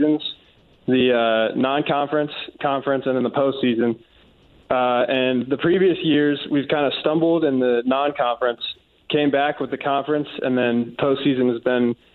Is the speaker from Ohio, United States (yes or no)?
yes; Cincinnati, Ohio, United States; moved away; I'm from Cincinnati